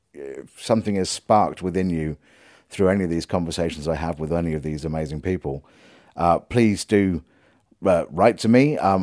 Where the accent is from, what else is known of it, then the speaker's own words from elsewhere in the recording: Leicester, East Midlands, United Kingdom; born there; I was born in Leicester.